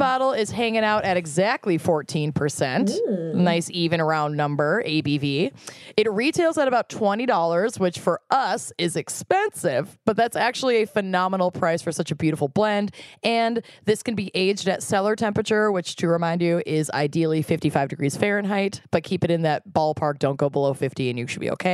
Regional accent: Connecticut, United States; I'm from Connecticut

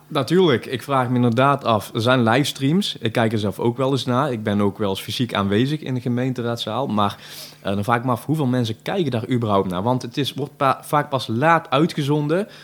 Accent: Tilburg, North Brabant, Netherlands; Ik ben een geboren en getogen Tilburger

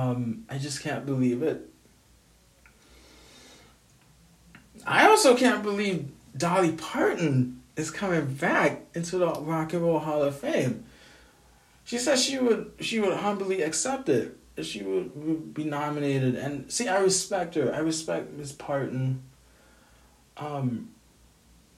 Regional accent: Grenada; now in United States; I'm from Grenada.

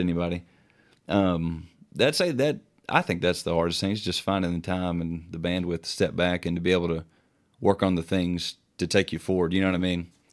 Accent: Morehead, Kentucky, United States; we're from Moorhead, Kentucky, you know, a small town.

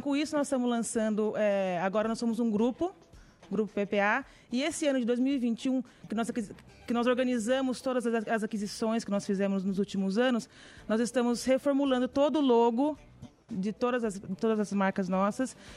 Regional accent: Garça, São Paulo, Brazil; nós somos de Garça, interior de São Paulo, uma cidadezinha muito bonita.

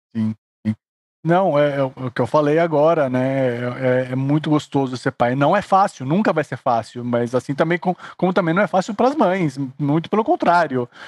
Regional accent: Suzano, São Paulo, Brazil; now in São Paulo, Brazil; eu não fui criado aqui em São Paulo, sou de Suzano

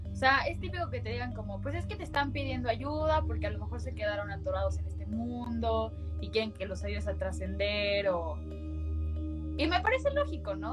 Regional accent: Mexico; somos mexicanos, somos católicos

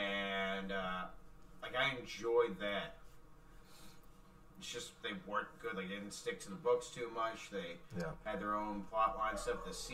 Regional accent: Fort Worth, Texas, United States; Southwest Fort Worth.

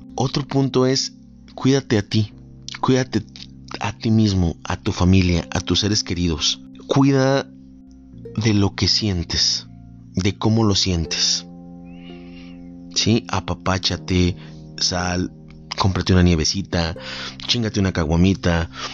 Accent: Mexico; amo cómo en mi país se celebra este tipo de tradiciones

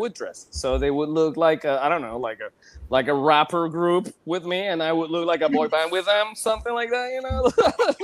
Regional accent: Venezuela; moved away; I come from a Venezuelan family. I was born and raised in Venezuela.

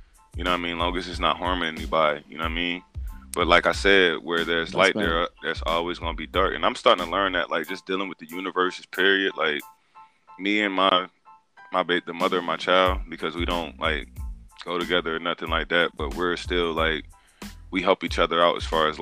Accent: Wilmington, Delaware, United States; now in South Carolina, United States; I was born in Wilmington, Delaware, North Philadelphia area. I was raised up there half of my life. And I just chose to move to South Carolina

